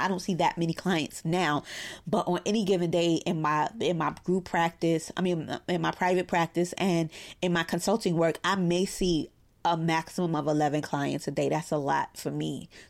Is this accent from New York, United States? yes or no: yes; Brooklyn, New York, United States; I'm a therapist in private practice here in my hometown of Brooklyn, New York.